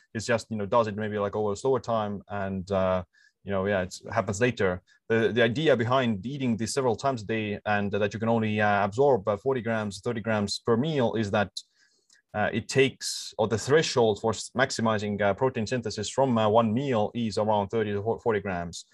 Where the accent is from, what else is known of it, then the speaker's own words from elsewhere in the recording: Estonia; I'm um, living in this uh, island in the Baltic Sea, and uh, yeah, like born here and uh, living here as well. So all my life uh, here